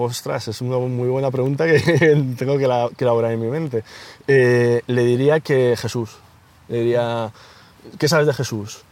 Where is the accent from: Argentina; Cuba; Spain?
Spain; Ocaña, Castilla-La Mancha; moved away as an adult; now in Madrid, Spain; mi, hermano y yo somos toledanos, eh, de, Ocaña, un pueblo de Toledo